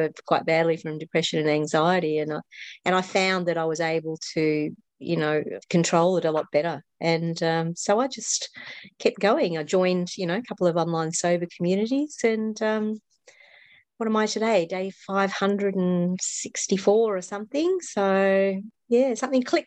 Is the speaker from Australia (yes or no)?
yes; Australia; I'm obviously an Australian.